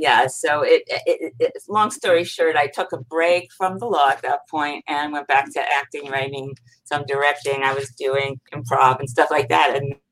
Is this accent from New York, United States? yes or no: yes; New York, United States; moved away; also born or lived in Los Angeles; I'm from New York and had a theater background